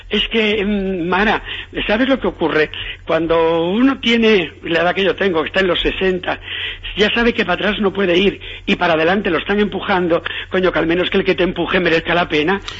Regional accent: Galicia, Spain; yo soy gallego

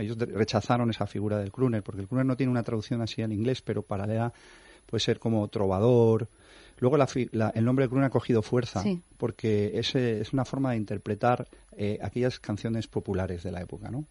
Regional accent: Valencia, Valencian Community, Spain; moved away as an adult; now in Madrid, Spain; yo soy valenciano, mm. y, me vine a Madrid hace como cuatro años

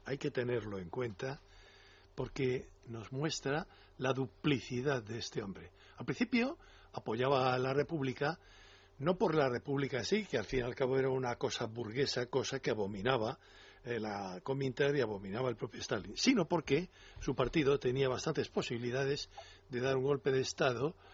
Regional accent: Spain

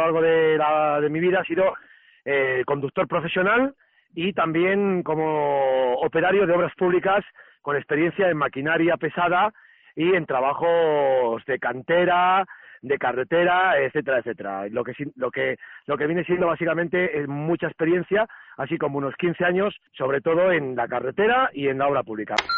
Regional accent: Murcia, Region of Murcia, Spain; soy natural de Murcia

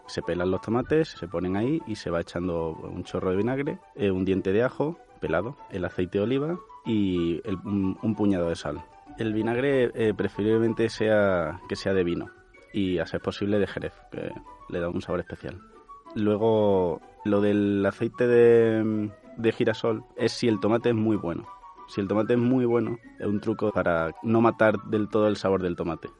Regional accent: Córdoba, Andalusia, Spain; soy cordobés

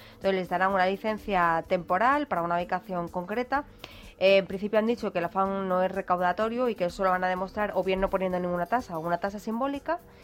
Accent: Málaga, Andalusia, Spain; de mi tierra, del Ayuntamiento de Málaga

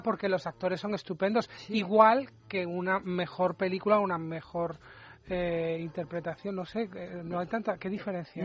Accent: Granada, Andalusia, Spain; Yo soy de Granada

